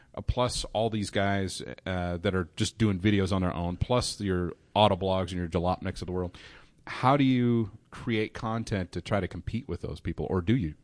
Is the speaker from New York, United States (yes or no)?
no; Ohio, United States; I'm from Ohio